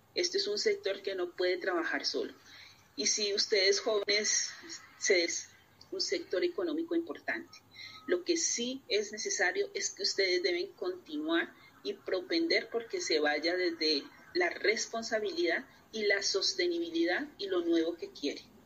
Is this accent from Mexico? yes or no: no; Colombia; como colombiana y latinoamericana